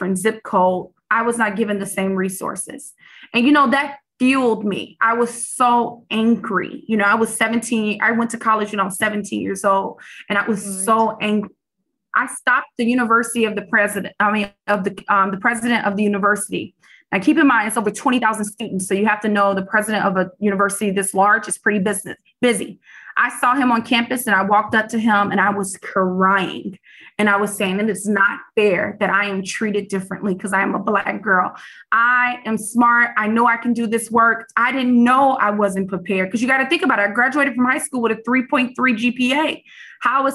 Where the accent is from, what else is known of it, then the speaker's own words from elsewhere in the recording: Chicago, Illinois, United States; I grew up in the South Side, on the South Side of Chicago.